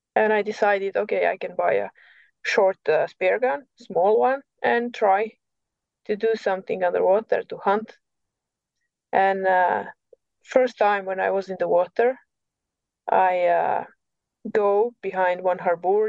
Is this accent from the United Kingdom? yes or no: no; Montenegro; English is a second language; moved away as an adult; also born or lived in coast of Montenegro; now in Norway; I'm from Montenegro, so I moved from uh, coast. I mean, from the middle of Montenegro, I moved to the coast